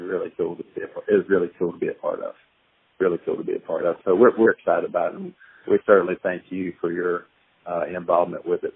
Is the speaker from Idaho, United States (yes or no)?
yes; Idaho, United States; I grew up in Idaho